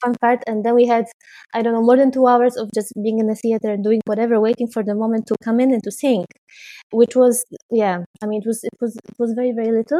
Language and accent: English; Poznań, Greater Poland, Poland; moved away as an adult; now in Netherlands; the opera house in my hometown in Poznań